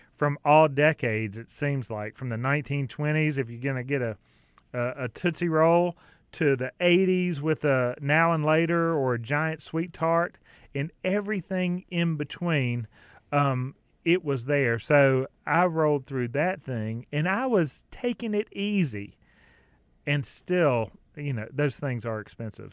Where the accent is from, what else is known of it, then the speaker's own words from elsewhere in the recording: Clover, South Carolina, United States; I grew up in South Carolina, just across the border. Clover, South Carolina is my town